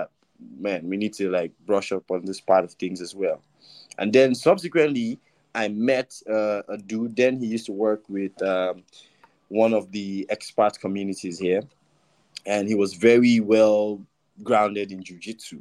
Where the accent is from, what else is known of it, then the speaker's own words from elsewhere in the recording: Delta, Nigeria; also born or lived in Ogun State; I'm from Delta.